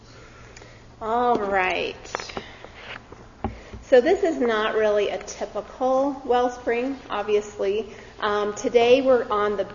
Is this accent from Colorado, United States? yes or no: yes; Colorado, United States; moved away; I grew up in Colorado